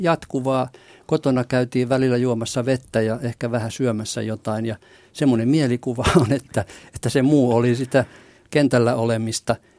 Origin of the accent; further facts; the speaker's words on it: Vaasa, Ostrobothnia, Finland; Mä synnyin Vaasassa ja asuin lapsuuteni kotirannalla